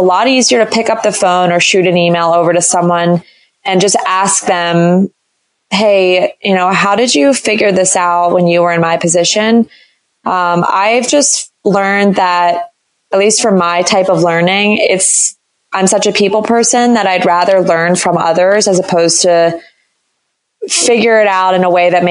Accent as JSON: {"language": "English", "area": "D.C.", "region": "Maryland suburbs of Washington", "country": "United States", "said": "I moved home to my parents in the Maryland suburbs of Washington, D.C."}